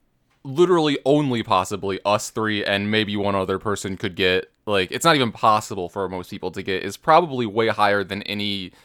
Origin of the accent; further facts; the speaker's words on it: Australia; I am from Australia, and as some inside jokes go over the top, being from down under